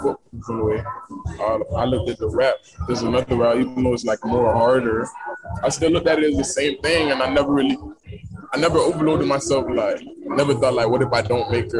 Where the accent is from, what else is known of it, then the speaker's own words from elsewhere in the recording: Deerfield, United States; my neighborhood, I'm from Deerfield, and the area of Deerfield I'm in, we call it Trapland